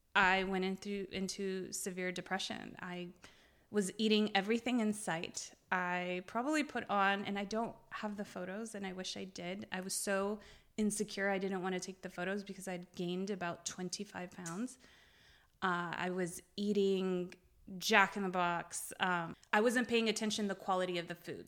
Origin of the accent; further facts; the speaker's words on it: Beirut, Beirut Governorate, Lebanon; now in United States; I was born in Beirut. Um, I am Lebanese Armenian